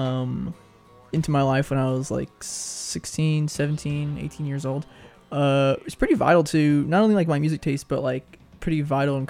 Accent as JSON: {"language": "English", "town": "Whittier", "region": "California", "country": "United States", "tie": "born or raised there", "said": "my hometown in Whittier, California"}